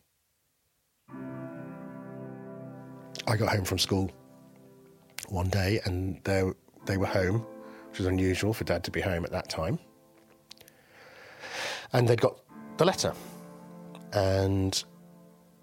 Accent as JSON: {"language": "English", "region": "England", "country": "United Kingdom", "tie": "born or raised there", "also_born_or_lived": "Baghdad, Iraq", "said": "I was born in Baghdad and I came to England when I was 2 years old"}